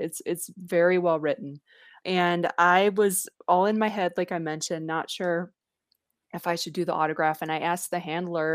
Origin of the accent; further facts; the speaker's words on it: near Eau Claire, Wisconsin, United States; moved away; I'm actually from, I live here, but I'm from Wisconsin. And he's like, oh, where in Wisconsin? And I said, well, it's a tiny town you've never heard of, but it's near a town called Eau Claire